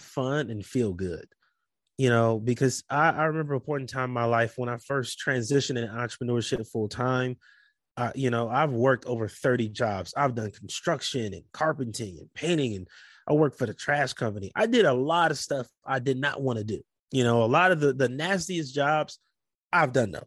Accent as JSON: {"language": "English", "town": "Compton", "region": "California", "country": "United States", "also_born_or_lived": "Portland", "moved": "as an adult", "said": "I'm from Compton, California. I did not want to go back to that life"}